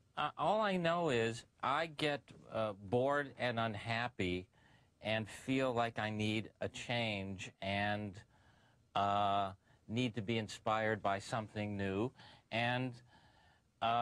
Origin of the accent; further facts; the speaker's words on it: Tucson, Arizona, United States; moved away as an adult; now in Los Angeles, United States; I was from Tucson, Arizona. I moved